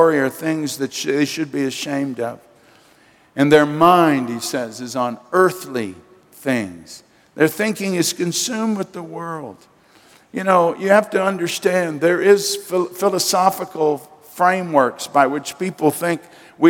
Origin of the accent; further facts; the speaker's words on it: United States; as an American citizen